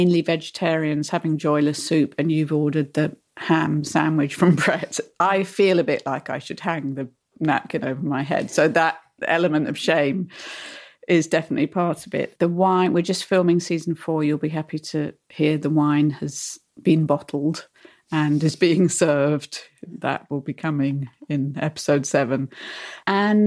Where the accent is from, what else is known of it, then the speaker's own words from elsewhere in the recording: United Kingdom; we, as British writers